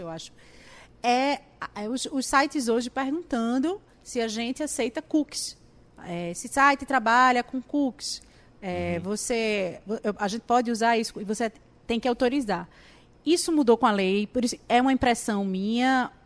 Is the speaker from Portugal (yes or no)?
no; Brazil; eu, como brasileira